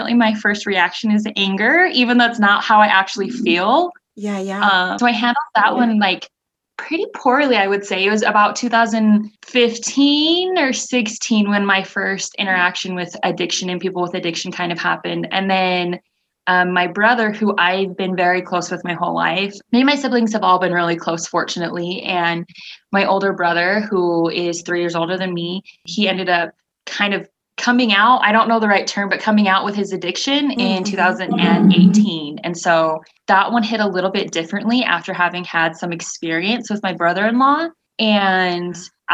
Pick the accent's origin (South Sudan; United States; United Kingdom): United States; Pocatello, Idaho; also born or lived in Utah / Albuquerque, New Mexico; I was born in Utah. My whole family moved to Albuquerque, New Mexico for about 6 years. And then when I was about 8 years old, we moved up here to Pocatello, Idaho. And we've been here ever since